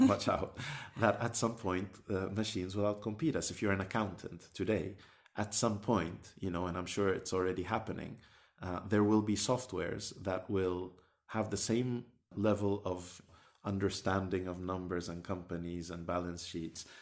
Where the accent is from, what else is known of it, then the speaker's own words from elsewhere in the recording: Sudan; moved away; I come from Sudan, uh, originally